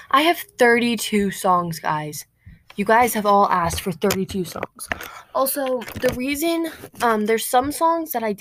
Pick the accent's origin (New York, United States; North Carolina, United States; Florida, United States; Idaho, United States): New York, United States; Queens; But I always say I'm from Queens.